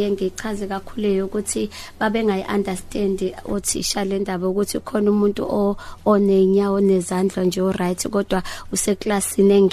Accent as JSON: {"language": "Zulu", "town": "Umzumbe", "region": "KwaZulu-Natal", "country": "South Africa", "tie": "born or raised there", "said": "ngizalelwe endaweni yasemakhaya eMzumbe"}